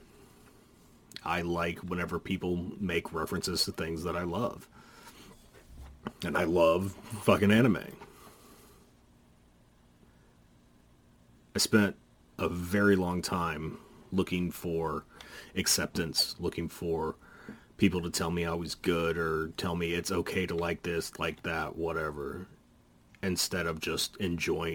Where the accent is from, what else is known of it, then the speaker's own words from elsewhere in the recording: Dallas, Texas, United States; I grew up in the metalhead community here in Dallas.